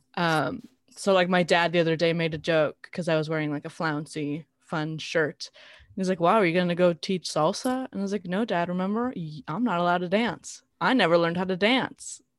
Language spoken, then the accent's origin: English; South Gate, California, United States; I grew up in Southgate